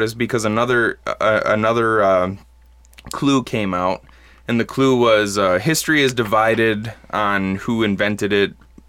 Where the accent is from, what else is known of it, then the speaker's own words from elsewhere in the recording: Midwest, United States; also born or lived in Bad Axe, Michigan; us Midwesterners, or if you don't know, us folks in the Midwest have an affinity for ranch dressing